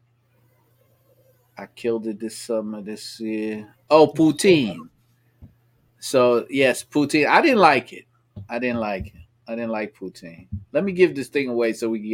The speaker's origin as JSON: {"language": "English", "country": "United States", "said": "I'm an American"}